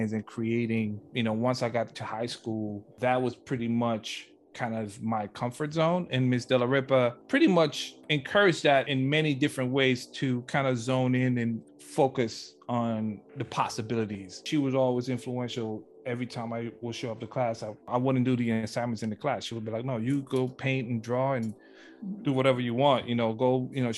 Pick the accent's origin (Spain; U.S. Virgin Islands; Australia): U.S. Virgin Islands; St. Croix; now in Los Angeles, United States; I'm from the small little island of St. Croix, of part of the U.S. Virgin Islands.